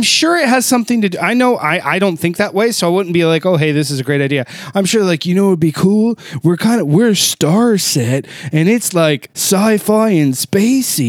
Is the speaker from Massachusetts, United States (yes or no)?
no; Ohio, United States; moved away; Columbus, Ohio, my home state, the state I was born in. I do not call that my home state anymore